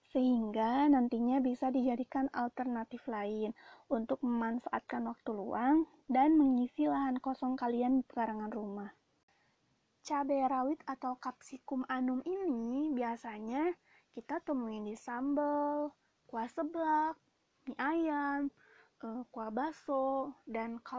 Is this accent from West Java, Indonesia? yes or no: yes; West Bandung, West Java, Indonesia; kalau di daerahku Bandung Barat dan sekitarnya biasanya disebut cengek.